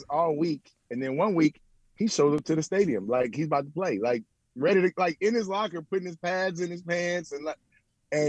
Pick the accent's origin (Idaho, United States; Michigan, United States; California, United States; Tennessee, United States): Tennessee, United States; Memphis; I'm from Memphis, and Memphis is a little bit urban.